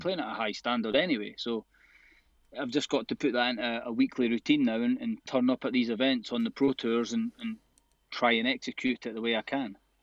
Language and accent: English; Arbroath, Scotland, United Kingdom; my grandparents owned a, a boozer in, in my hometown in Arbroath, so my whole life growing up